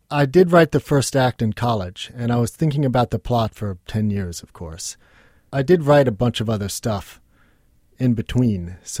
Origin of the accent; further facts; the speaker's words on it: New York City, New York, United States; You know, I grew up with artists in New York City